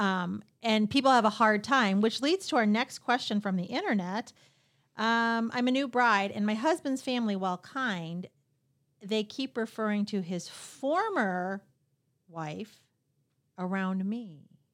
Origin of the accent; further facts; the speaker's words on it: Royal Oak, Michigan, United States; I grew up in uh, right here in, in the Royal Oak area